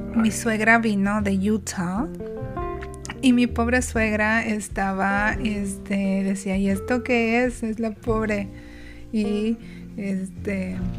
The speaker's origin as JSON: {"language": "Spanish", "country": "Mexico", "said": "nosotros como mexicanos"}